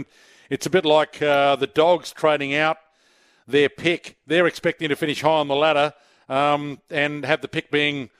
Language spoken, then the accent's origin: English; Paralowie, South Australia, Australia; When I grew up in Paraka